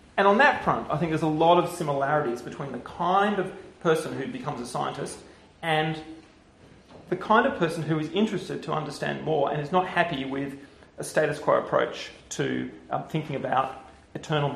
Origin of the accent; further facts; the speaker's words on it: Canberra, Australian Capital Territory, Australia; moved away as an adult; also born or lived in Oxford, United Kingdom; now in Perth, Australia; I grew up in Canberra, so I'm Australian